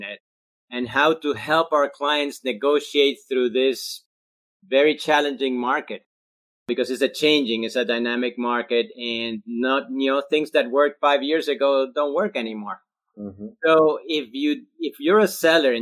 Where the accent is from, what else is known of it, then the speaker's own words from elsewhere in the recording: Colombia; first language Spanish; English is a second language; also born or lived in Australia; now in Charleston, United States; I'm originally from Colombia, South America, and I'm Spanish speaking. That's my first language.